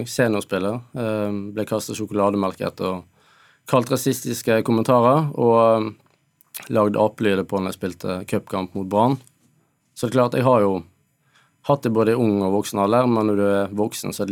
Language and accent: Norwegian; Ethiopia; now in Norway; Nei, klart jeg er jo fra Etiopia. Jeg har en eh, annen farge.